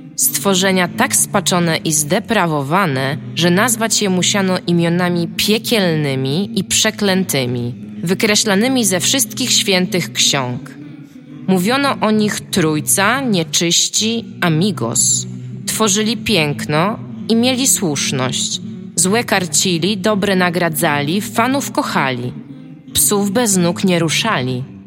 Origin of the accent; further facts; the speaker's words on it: Tricity, Pomeranian Voivodeship, Poland; jesteśmy z Trójmiasta